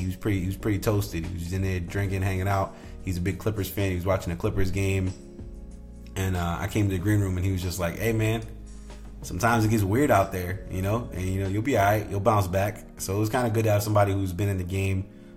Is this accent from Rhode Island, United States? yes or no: yes; Rhode Island, United States; moved away; Rhode Island, my home state